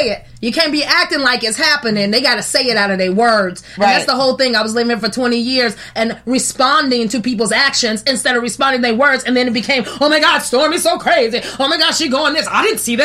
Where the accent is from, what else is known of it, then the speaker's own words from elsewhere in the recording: Chicago, Illinois, United States; moved away; I'm from Chicago